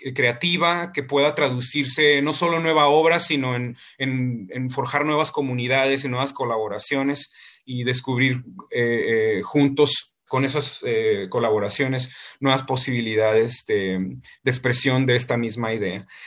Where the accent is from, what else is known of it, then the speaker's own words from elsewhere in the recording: Ensenada, Baja California, Mexico; moved away; para mí Ensenada es mi Ítaca y, cuando yo me fui de Ensenada todas las veces que me he ido de Ensenada